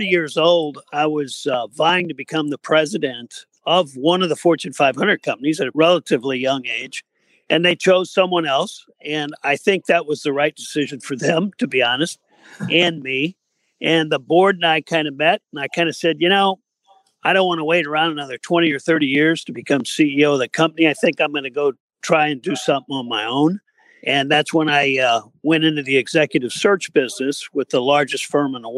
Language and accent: English; Missouri, United States; moved away as an adult; now in Naples, United States; I grew up in Missouri in a little small farm town